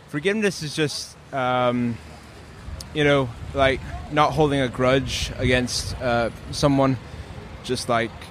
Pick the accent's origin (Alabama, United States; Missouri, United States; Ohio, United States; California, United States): California, United States; Los Angeles; I'm from Los Angeles, but my parents are. Well, my mom is from here, and my dad is from Chicago.